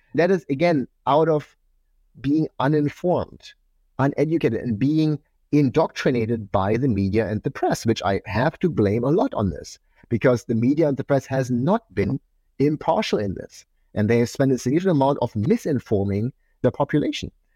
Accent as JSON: {"language": "English", "region": "eastern Germany", "country": "Germany", "tie": "born or raised there", "said": "I grew up in Eastern Germany. I grew up in communism"}